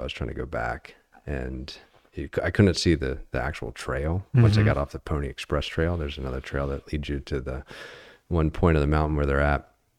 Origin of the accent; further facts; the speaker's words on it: Virginia, United States; You know, I came out here from Virginia.